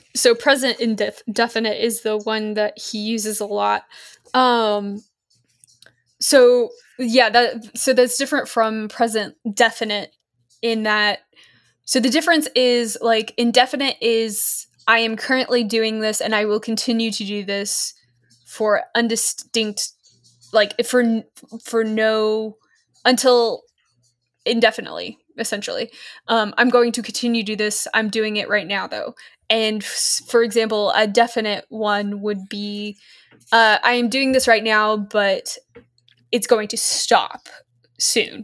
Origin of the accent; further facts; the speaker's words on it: Australia; accent: mostly Australian; moved away as an adult; now in United States; I grew up in Australia, but was American born and had lived in America for long enough to actually have an American accent when we moved over.